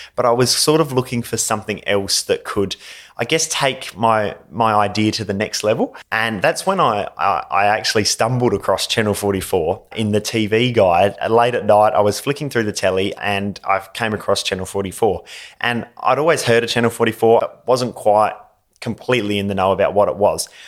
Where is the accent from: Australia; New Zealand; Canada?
Australia; Gawler, South Australia; I'm from Gawler